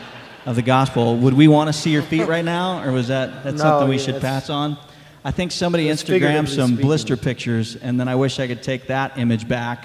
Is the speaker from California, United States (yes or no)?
no; Montana, United States; I grew up in Montana